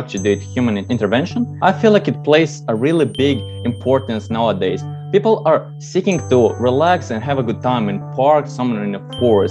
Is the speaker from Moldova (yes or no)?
yes; Moldova; I'm from Moldova